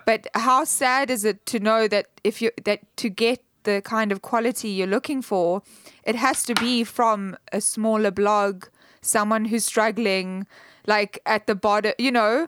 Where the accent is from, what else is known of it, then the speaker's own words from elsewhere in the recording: South Africa; I'm South African